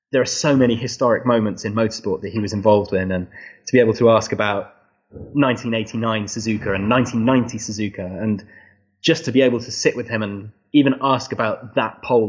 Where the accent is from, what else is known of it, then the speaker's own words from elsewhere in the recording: England, United Kingdom; I think I am quite English